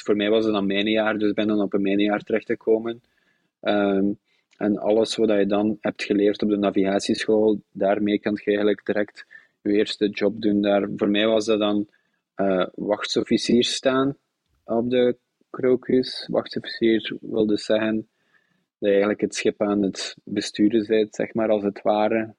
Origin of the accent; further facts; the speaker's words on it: Zottegem, Flanders, Belgium; moved away as an adult; also born or lived in Brussels / Zeebrugge / Bruges; now in Netherlands; geboren in Zottegem.